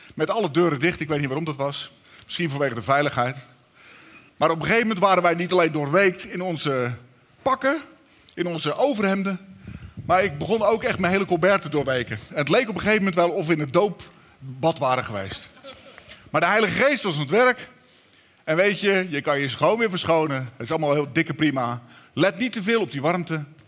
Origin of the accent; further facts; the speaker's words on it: Katwijk, South Holland, Netherlands; We komen uit Katwijk